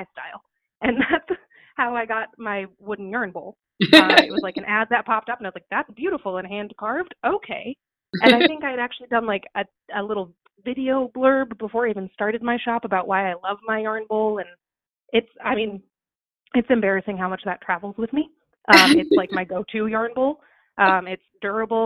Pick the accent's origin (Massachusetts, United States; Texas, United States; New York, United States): New York, United States; Suffolk County, Long Island; moved away as an adult; now in Maine, United States; I grew up in Suffolk County on Long Island, which has over 3 million people on it now